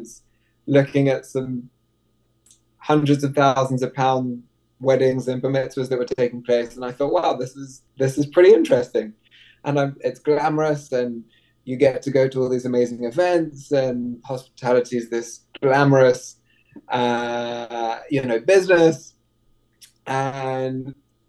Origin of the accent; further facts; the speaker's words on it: London, United Kingdom; moved away as an adult; also born or lived in New York; now in Miami, United States; I grew up in London, if you can tell by the accent. Lived there my whole life